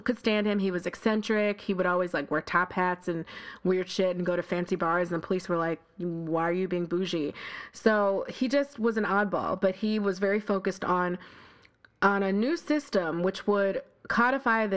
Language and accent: English; Buffalo, New York, United States; moved away as an adult; also born or lived in Harlem, New York City; now in New York City, United States; I'm not from here. I grew up in Buffalo, New York, with a house and a swing